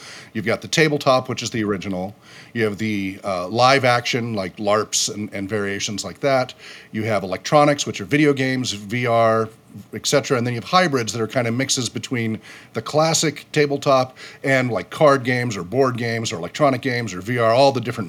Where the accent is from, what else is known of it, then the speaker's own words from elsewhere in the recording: California, United States; also born or lived in Utah; I came from California, moved to Utah, was in a lot of other states